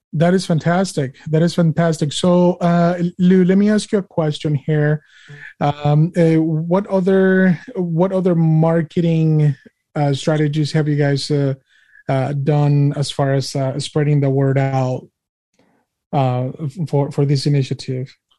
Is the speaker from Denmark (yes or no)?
no; Mexico; now in United States; I'm an immigrant. I'm an immigrant from Mexico, and I came here inspected and admitted.